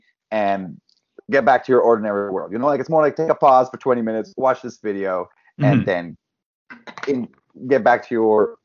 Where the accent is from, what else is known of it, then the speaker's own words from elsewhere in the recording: West Brome, Quebec, Canada; accent: thick French accent; now in Montreal, Canada; my hometown